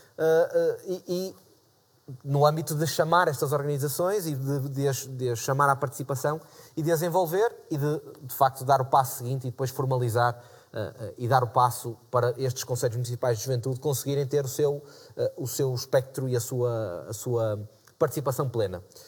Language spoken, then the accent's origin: Portuguese; Porto, Norte, Portugal; eu sou do Porto